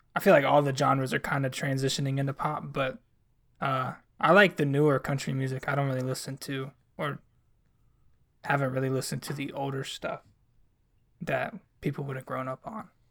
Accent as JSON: {"language": "English", "region": "North Carolina", "country": "United States", "tie": "born or raised there", "said": "I'm from North Carolina and I grew up"}